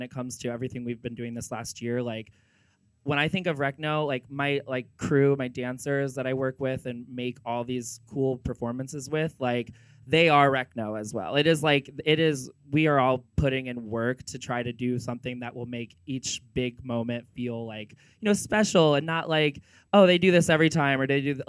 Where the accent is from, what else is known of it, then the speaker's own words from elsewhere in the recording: Northern Michigan, United States; I'm from Northern Michigan